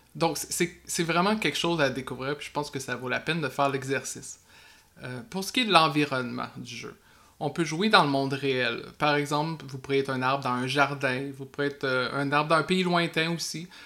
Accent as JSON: {"language": "French", "region": "Quebec", "country": "Canada"}